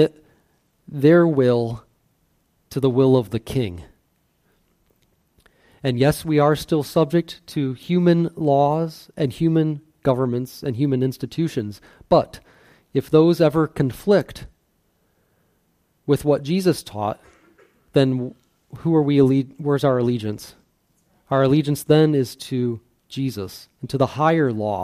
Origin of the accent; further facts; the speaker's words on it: United States; an American citizen